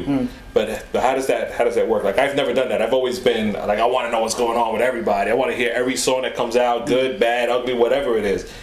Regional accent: New York City, New York, United States; born and raised in the Bronx, in the South Bronx

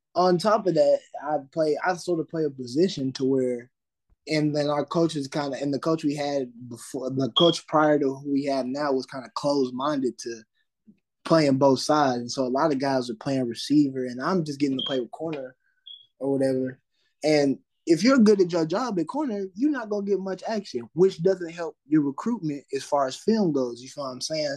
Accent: Fort Smith, Arkansas, United States; I'm from Fort Smith, Arkansas

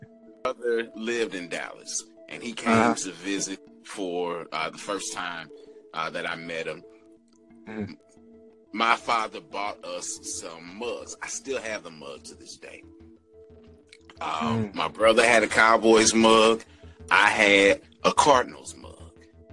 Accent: Nigeria; now in St. Louis, United States; And living in St. Louis, I could have gone one or two ways, been a Bears fan or a Chiefs fan. Being Nigerian, I should have been a Chiefs fan

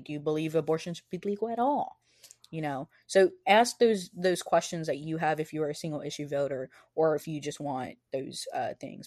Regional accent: the Rio Grande Valley, Texas, United States; moved away as an adult; I'm from the Valley

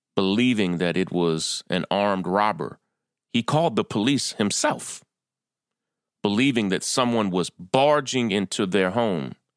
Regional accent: Kentucky, United States; moved away as an adult; also born or lived in Atlanta, Georgia / California; now in New York, United States; I was born and raised in Kentucky

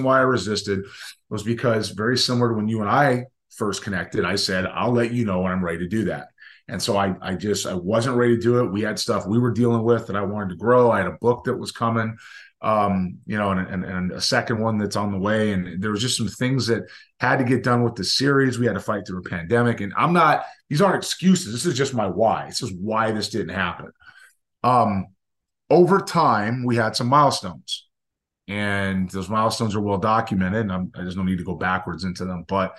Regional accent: Southern California, United States; growing up in Southern California, I was a very young, just pre-high school age player

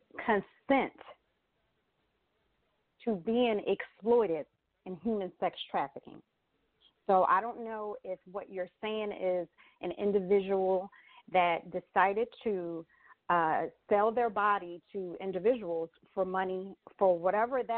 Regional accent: Atlantic City, New Jersey, United States; I was born and raised in Atlantic City, New Jersey

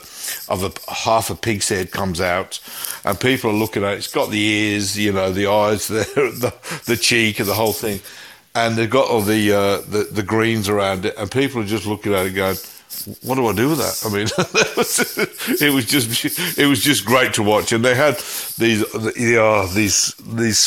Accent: Coventry, West Midlands, United Kingdom; now in Melbourne, Australia; my hometown, which is Coventry in the West Midlands in England

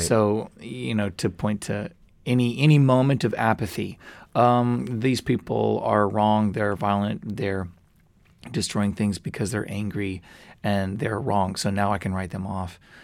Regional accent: United States; I'm so American in these ways and I despise it, but it's in my blood.

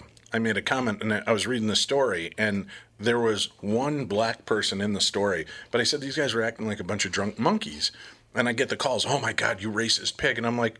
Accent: Illinois, United States; I grew up near Chicago. That wasn't out of line. That's exactly what it was like.

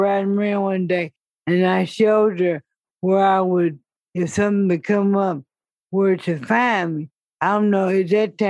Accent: Columbus, Ohio, United States; moved away; also born or lived in Lynchburg, Virginia; I was born in Columbus, Ohio.

